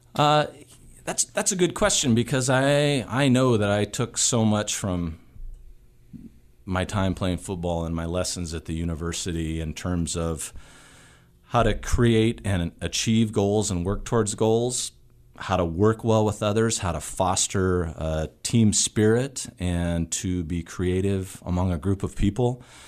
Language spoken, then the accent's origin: English; Missoula, Montana, United States; born and raised in Missoula